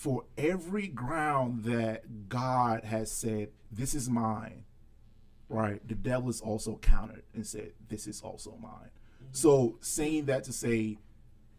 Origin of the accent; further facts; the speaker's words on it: Nigeria; moved away; I grew up in the village. I'm Nigerian